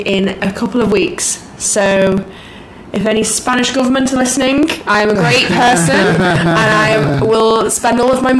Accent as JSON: {"language": "English", "town": "Liverpool", "region": "North West England", "country": "United Kingdom", "said": "So I'm from a small city called Liverpool in the UK."}